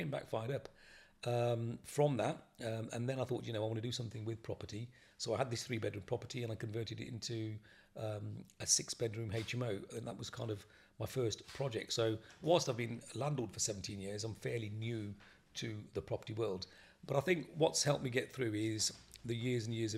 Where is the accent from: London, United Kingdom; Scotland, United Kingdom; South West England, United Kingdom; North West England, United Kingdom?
South West England, United Kingdom; Bristol; I'm from Bristol.